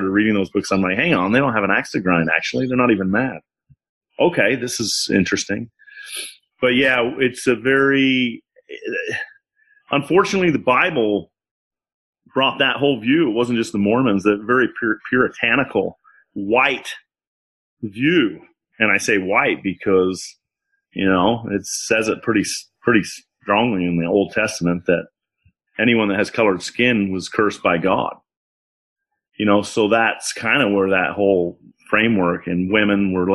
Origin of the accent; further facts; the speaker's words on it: Utah, United States; coming from Utah, a very white, in the 80s anyway, in the 90s, growing up in Utah